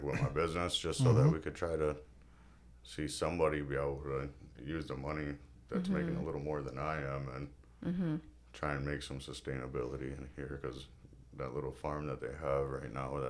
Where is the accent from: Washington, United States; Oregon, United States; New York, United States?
New York, United States; Syracuse; I grew up in Syracuse most of my life.